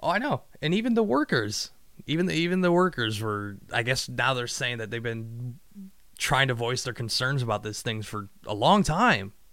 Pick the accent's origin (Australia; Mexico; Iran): Mexico; Me neither, and I'm Mexican.